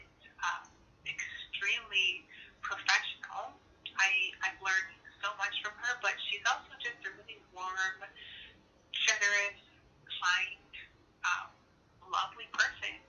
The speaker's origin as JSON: {"language": "English", "area": "Six Nations of the Grand River", "region": "Ontario", "country": "Canada", "said": "I'm Haudenosaunee from Six Nations, the Grand River Territory"}